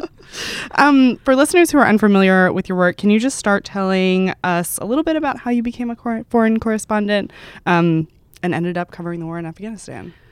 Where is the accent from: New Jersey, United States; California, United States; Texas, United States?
Texas, United States; I'm from Texas